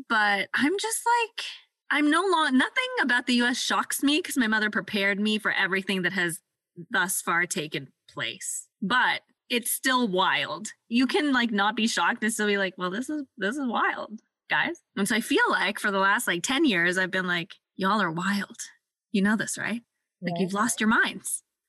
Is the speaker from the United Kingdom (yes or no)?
no; Canada; how we as racialized Canadian / immigrant Canadian people feel about our neighbors down south.